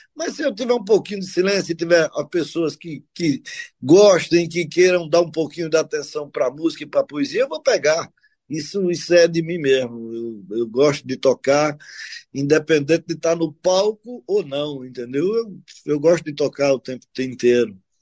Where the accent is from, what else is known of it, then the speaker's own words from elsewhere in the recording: Northeast Region, Brazil; accent: Northeastern; eu sou um compositor brasileiro, nordestino brasileiro